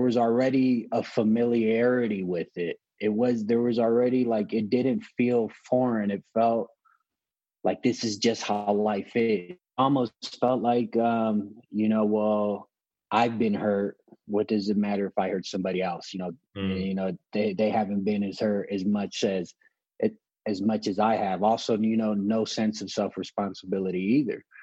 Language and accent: English; Los Angeles, California, United States; also born or lived in San Pedro, California; I was born and raised in Los Angeles, California, in a smaller city called Wilmington, then moved to another inner city in the same area called San Pedro.